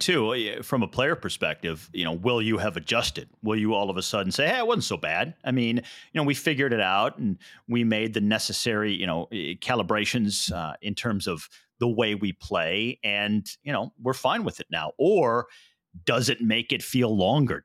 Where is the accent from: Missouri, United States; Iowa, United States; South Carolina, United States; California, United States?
Missouri, United States; St. Louis; yours and my hometown of Saint Louis